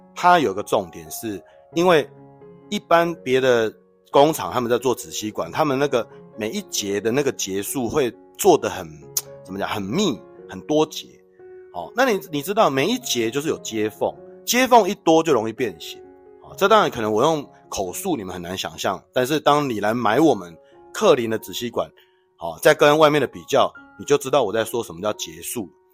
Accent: Taiwan; 我们台湾没这个习惯啦

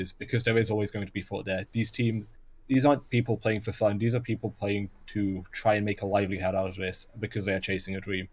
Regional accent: Welsh, Wales, United Kingdom; I am Welsh

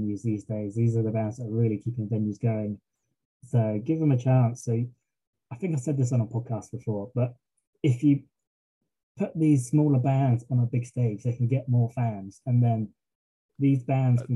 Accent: England, United Kingdom; I'm English

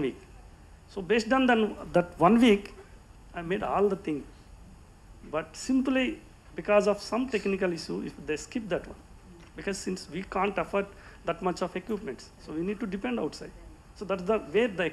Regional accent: India; I am an Indian

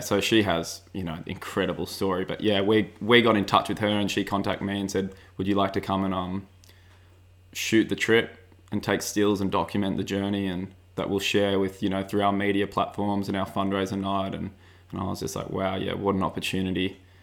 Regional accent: Sydney, New South Wales, Australia; growing up in Avalon

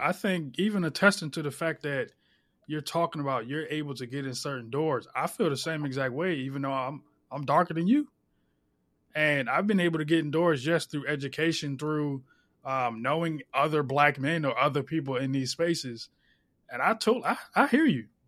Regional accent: Philadelphia, Pennsylvania, United States; I'm from South Philly, and everybody, you, it's a melting pot down there

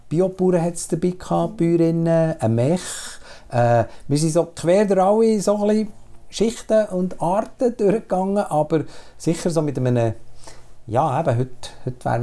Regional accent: Switzerland; ich kenne die Schweiz in, in vielen Facetten. Schon rein, weil ich auf dem Land bin aufgewachsen und in die Stadt in die Schule gegangen

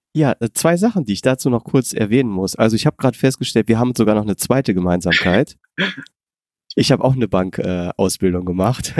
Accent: near Mönchengladbach, North Rhine-Westphalia, Germany; ich komme ja aus der Nähe von München-Gladbach

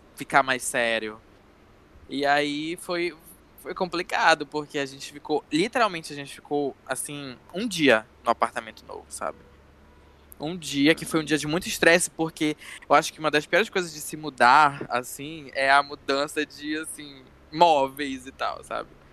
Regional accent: Castanhal, Pará, Brazil; moved away as an adult; now in Belém, Brazil; eu sou de Castanhal, que é uma cidade que fica a 70 quilômetros mais ou menos de Belém

